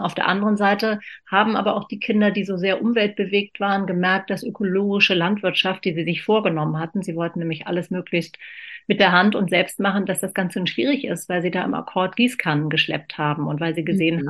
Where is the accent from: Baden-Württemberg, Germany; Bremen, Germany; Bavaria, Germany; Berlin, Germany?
Berlin, Germany; Ich bin in West-Berlin geboren